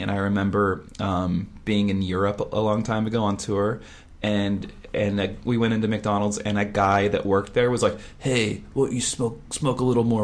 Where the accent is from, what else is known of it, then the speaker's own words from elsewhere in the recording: Vancouver, British Columbia, Canada; I'm from Vancouver.